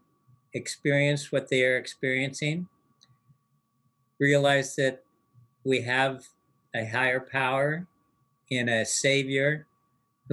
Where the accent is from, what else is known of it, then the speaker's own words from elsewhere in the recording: United States; the life that I had known up to that point in the United States as an American youth